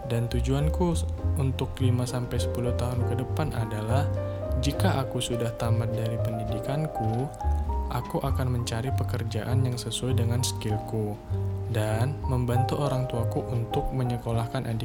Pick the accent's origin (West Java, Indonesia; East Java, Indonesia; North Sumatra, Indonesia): North Sumatra, Indonesia; Medan; Hobiku adalah membuat musik. Aku berasal dari Medan dan aku adalah calon mahasiswa baru di Institut Teknologi Sumatera